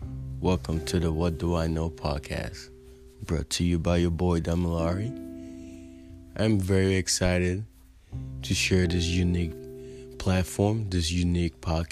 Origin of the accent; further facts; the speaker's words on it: United States; also born or lived in Africa; of a young black father, of a young African father, of an African immigrant, of a black man growing up in the United States of America, of a black man who grew up in two different worlds